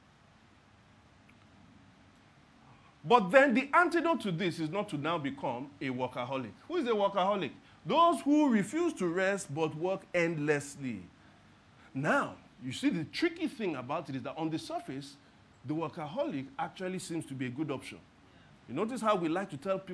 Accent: Lagos, Nigeria; I was born and raised in Lagos.

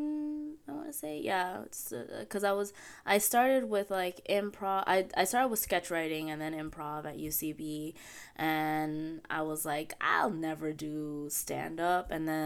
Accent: New York City, New York, United States; I grew up in East New York.

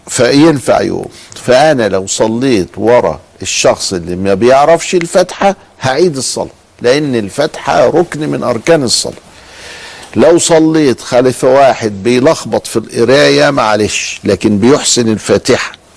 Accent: Egypt; إحنا عندنا في مصر

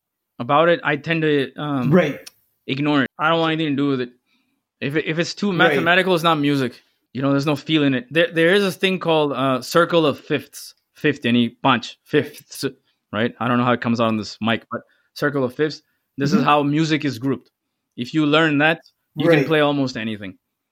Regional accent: Saudi Arabia; Growing up in Saudi Arabia, there was only two bands, … and …, right?

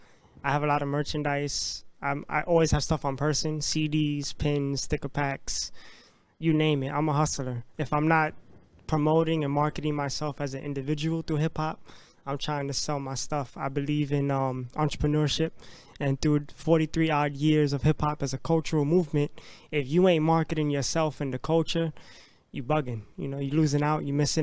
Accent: New York City, New York, United States; I'm from the Bronx, from New York City, from planet Earth

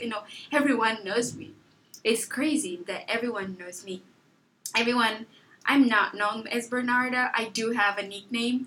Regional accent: Lubango, Huíla, Angola; also born or lived in Luanda, Angola; now in United States; home is really the place where I was born, born, where I grew up, where my childhood memories are

